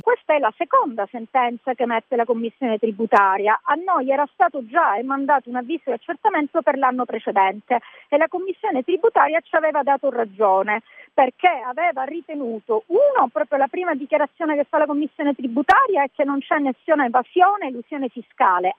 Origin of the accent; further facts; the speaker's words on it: Sicily, Italy; io ho voluto dare un contributo alla mia terra, la Sicilia